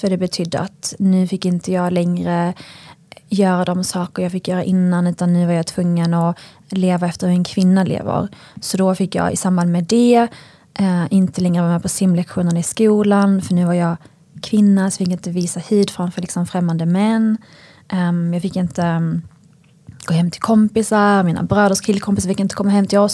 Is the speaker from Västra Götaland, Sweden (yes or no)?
no; northern Skåne, Sweden; jag är uppväxt eh, i ett samhälle i norra Skåne